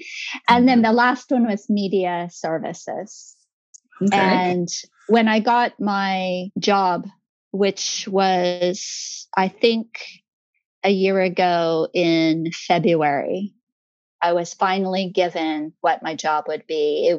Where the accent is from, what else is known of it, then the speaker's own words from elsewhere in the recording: Tulsa, Oklahoma, United States; moved away as an adult; now in Japan; I'm from Tulsa, Oklahoma.